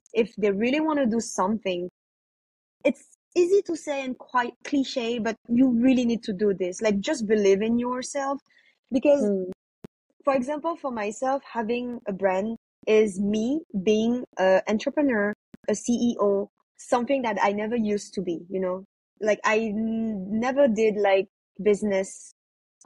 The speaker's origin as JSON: {"language": "English", "country": "France", "tie": "born or raised there", "moved": "yes", "lives_now": "Cambodia", "said": "I wasn't born in Cambodia, I was born in France"}